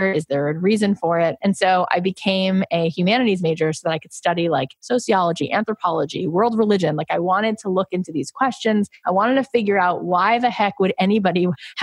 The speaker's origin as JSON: {"language": "English", "region": "Florida", "country": "United States", "tie": "born or raised there", "moved": "as an adult", "said": "I grew up in Florida."}